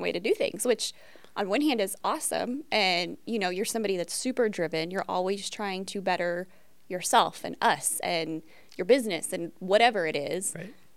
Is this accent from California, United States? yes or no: no; Metropolis, Illinois, United States; I was born and raised in Metropolis, Illinois.